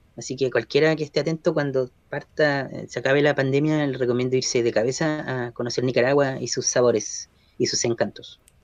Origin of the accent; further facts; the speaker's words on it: Concepción, Biobío, Chile; also born or lived in Talcahuano / Chiguayante / San Pedro de la Paz / Santiago; penquista de corazón, nacido y criado en la zona. Eh, en rigor nací en Talcahuano, pero ah, apenas al día siguiente de nacer en el Hospital Higueras me, vine a vivir a Chihuayante, San Pedro, Concepción